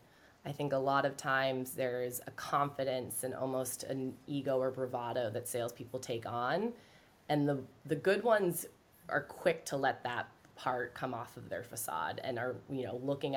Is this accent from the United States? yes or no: no; Ireland; I feel like because I'm Irish, I can get away with it this week